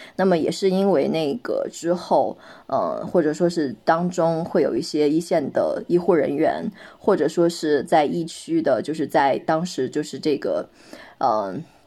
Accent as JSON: {"language": "Chinese", "region": "Inner Mongolia", "country": "China", "tie": "born or raised there", "said": "就像内蒙古我的家乡，就大一点的城市"}